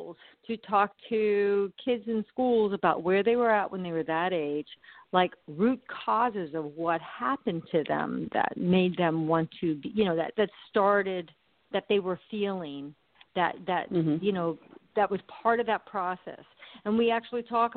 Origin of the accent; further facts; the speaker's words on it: Arizona, United States; also born or lived in Pennsylvania; When I was a child, we moved from Pennsylvania to Arizona